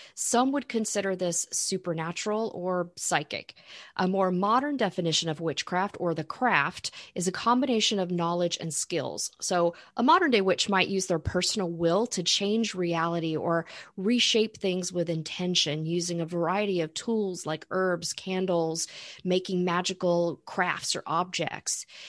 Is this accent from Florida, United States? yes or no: yes; Florida, United States; I grew up in Florida